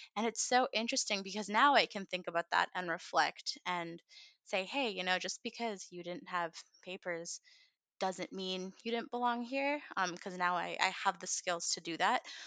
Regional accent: United States; also born or lived in India; I was raised very much as a quintessential American girl

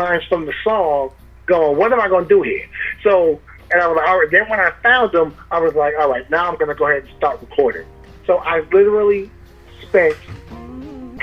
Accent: Amityville, New York, United States; I'm from Amityville

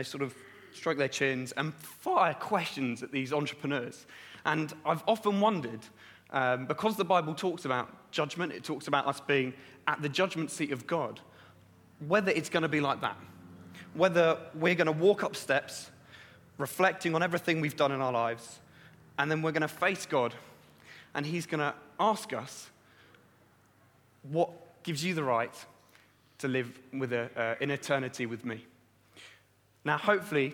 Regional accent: Brighton, South East England, United Kingdom; moved away; I'm from Brighton originally, down south in Brighton.

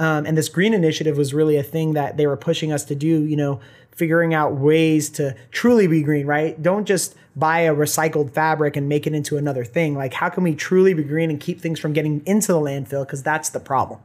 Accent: Orange County, Los Angeles area, California, United States; moved away as an adult; now in Bend, United States; I was born in Orange County, Los Angeles area

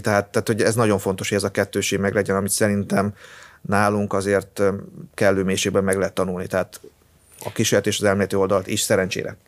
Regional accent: near Debrecen, Hajdú-Bihar, Hungary; moved away; én arról a környékről származom, tehát, ö, vagy viszonylag közel

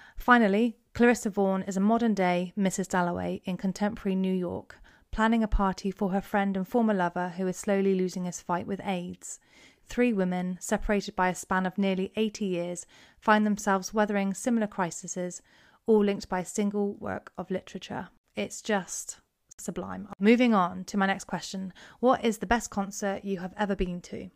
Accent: Cornwall, South West England, United Kingdom; I am from Cornwall

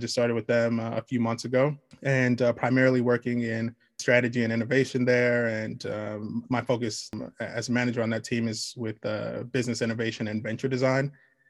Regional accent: Nigeria; it's like I'm Nigerian, and I had the opportunity to go back to Nigeria when I was a kid

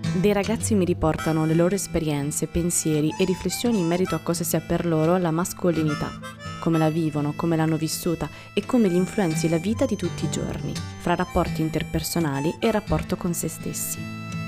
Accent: Terni, Umbria, Italy; Terni, la mia città natale

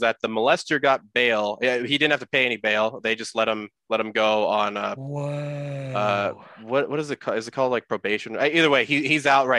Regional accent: San Jose, California, United States; we are both from San Jose

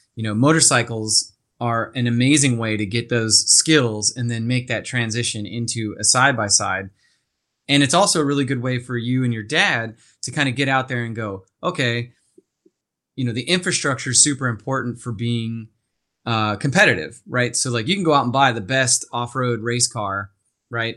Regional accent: Castaic, California, United States; I grew up in Santa Clarita, out in a little town called Castaic.

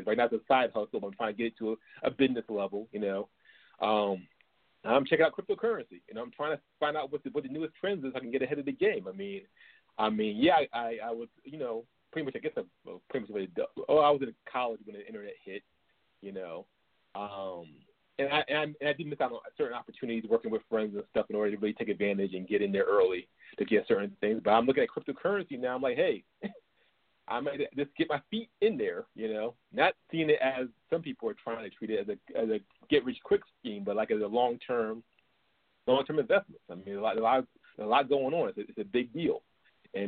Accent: New York City, New York, United States; moved away; I grew up in New York. I grew up in the Bronx

